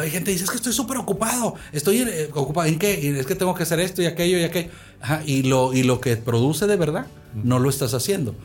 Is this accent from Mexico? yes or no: yes; Monterrey, Nuevo León, Mexico; moved away as an adult; also born or lived in United States; Yo soy de aquí, de la ciudad de Monterrey, originario, aunque viví muchos años en Estados Unidos. Pero crecí en un tejabán de madera aquí, en esta colonia